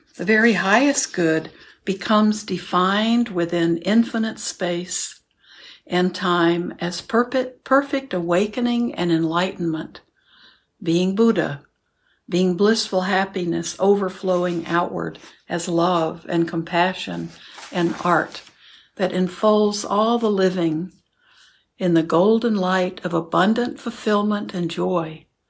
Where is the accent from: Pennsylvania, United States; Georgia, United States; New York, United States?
New York, United States; New York City; moved away as an adult; also born or lived in India; I was born and raised in New York City, Manhattan